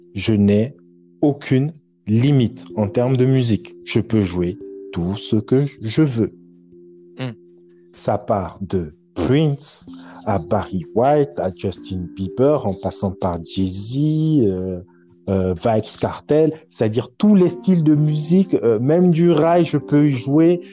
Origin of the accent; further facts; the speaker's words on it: Douala, Littoral, Cameroon; moved away; also born or lived in Dakar, Senegal / Paris, France; j'ai grandi à Douala, au Cameroun